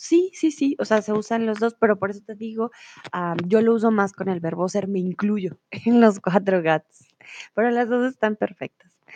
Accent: Colombia; tutora de español aquí en Chatterbox, profe de español, soy de Colombia

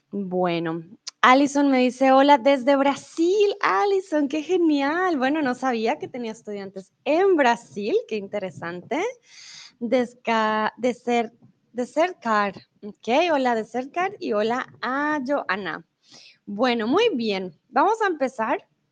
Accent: Colombia; soy de Colombia

